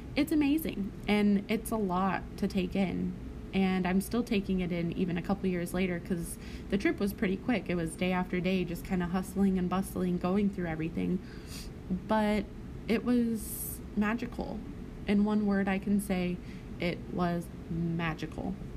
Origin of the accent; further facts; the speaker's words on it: Arkansas, United States; also born or lived in California / Nevada; back to Arkansas because I did a lot of growing up around there